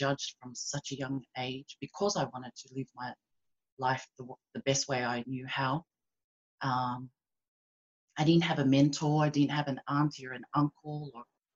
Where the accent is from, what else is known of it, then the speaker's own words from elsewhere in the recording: Sydney, New South Wales, Australia; also born or lived in Tonga; I live in Sydney, Australia. Been here since I was 6 months. So I was born in Tonga